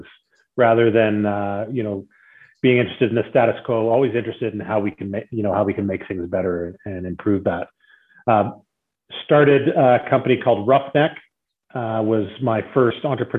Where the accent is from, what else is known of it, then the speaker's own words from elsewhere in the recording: Calgary, Alberta, Canada; I grew up here in Calgary in the oil and gas business